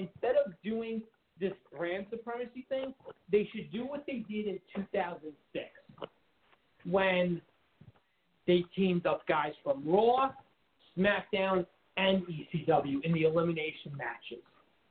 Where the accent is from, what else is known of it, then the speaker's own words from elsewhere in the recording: Canada; Listen, let's address the elephant in the room. We all know what I am. I'm Canadian.